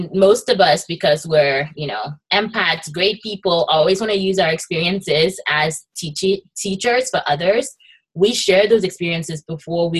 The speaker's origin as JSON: {"language": "English", "country": "Nigeria", "tie": "born or raised there", "moved": "yes", "lives_now": "United States", "said": "I happen to be immigrant and an immigration attorney, but I also am like Nigerian born"}